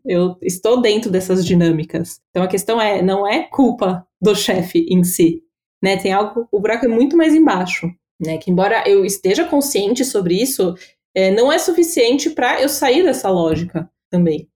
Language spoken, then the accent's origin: Portuguese; São Paulo, Brazil; eu sou de São Paulo